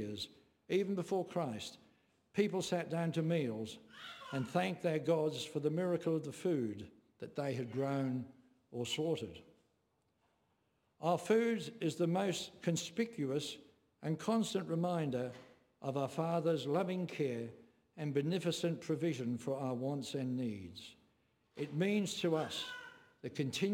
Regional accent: England, United Kingdom; when I was growing up in England

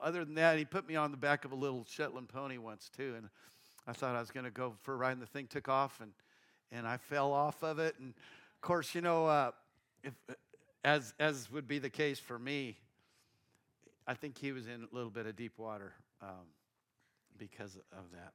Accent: Castle Rock, Colorado, United States; I grew up, I was born in Castle Rock, Colorado, uh, just south of Denver

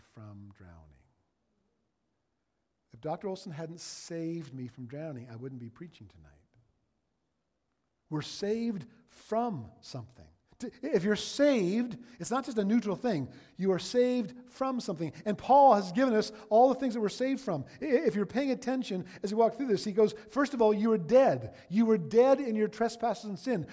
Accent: Ontario, Canada; now in Alberta, Canada; I'm from Ontario

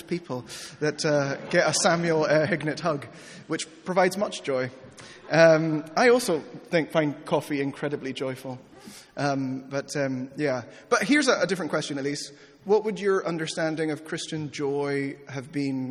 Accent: Peru; moved away; I grew up in Peru

